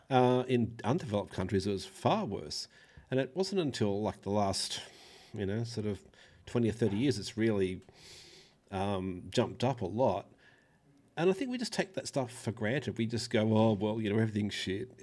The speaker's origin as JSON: {"language": "English", "country": "Australia", "said": "I'm an Australian"}